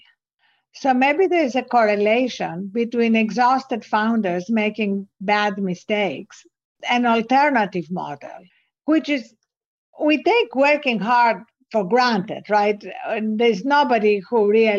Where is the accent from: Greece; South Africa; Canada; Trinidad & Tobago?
Greece; accent: Greek; English is a second language; also born or lived in England / New York; now in United States; as you can hear from my accent, I wasn't born in this country. I was born in Greece. I went to school in England